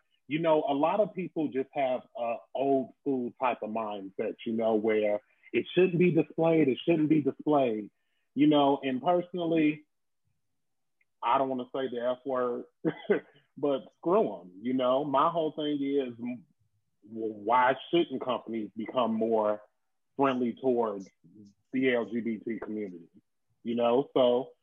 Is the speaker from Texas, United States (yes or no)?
no; Chicago, Illinois, United States; I'm originally from the South Side, but I'm on the West Side now.